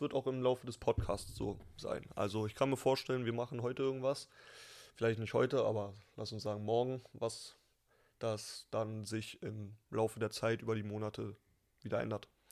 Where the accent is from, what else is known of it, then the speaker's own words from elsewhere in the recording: Berlin, Germany; Ey, ich bin Berliner